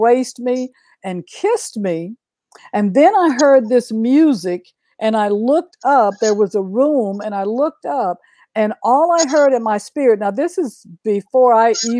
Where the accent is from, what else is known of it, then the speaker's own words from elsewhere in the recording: Oklahoma, United States; I grew up in Oklahoma.